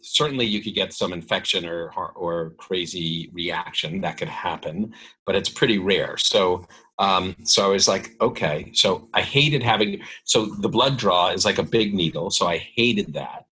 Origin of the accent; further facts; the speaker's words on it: New York City, New York, United States; I lived in New York. I grew up in New York City